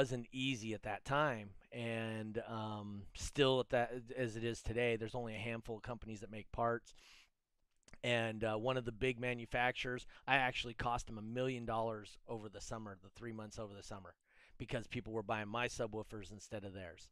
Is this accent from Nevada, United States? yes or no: yes; Reno, Nevada, United States; also born or lived in Los Angeles; I grew up in the Reno area between Reno and LA. Not the good parts. I grew up over by the fairgrounds over there off of Sutro.